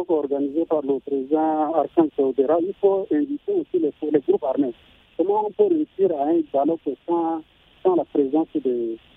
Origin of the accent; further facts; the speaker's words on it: Central African Republic; Je suis centrafricain.